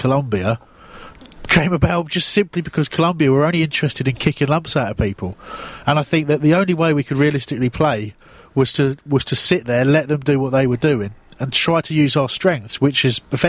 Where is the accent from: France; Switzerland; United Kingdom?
United Kingdom; Crawley, South East England; I'm from Crawley